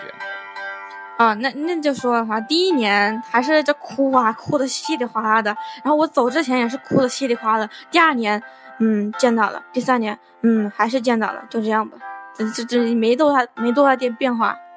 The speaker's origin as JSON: {"language": "Chinese", "town": "Wuhan", "region": "Hubei", "country": "China", "moved": "yes", "lives_now": "New Zealand", "said": "我是从从湖北来的"}